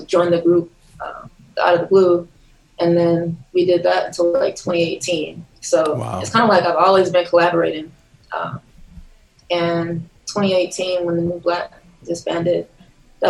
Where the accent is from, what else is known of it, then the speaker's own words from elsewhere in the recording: Ewing, New Jersey, United States; also born or lived in East Orange, New Jersey; I grew up in central New Jersey, in Ewing.